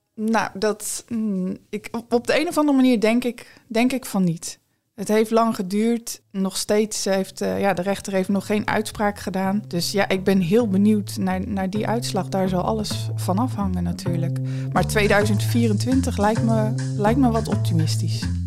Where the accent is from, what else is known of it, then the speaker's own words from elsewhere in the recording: Vlissingen, Zeeland, Netherlands; ik ben in 1983 geboren in Vlissingen